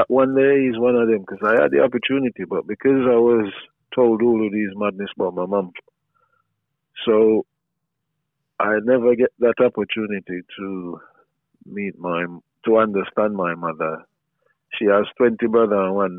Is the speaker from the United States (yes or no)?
no; Jamaica; growing up in Jamaica